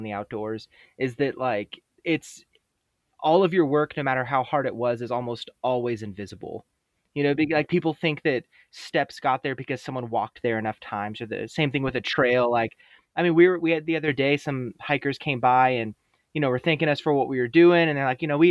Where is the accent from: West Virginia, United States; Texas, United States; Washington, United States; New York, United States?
Texas, United States; San Antonio; moved away as an adult; also born or lived in Idaho; I'm originally from San Antonio, Texas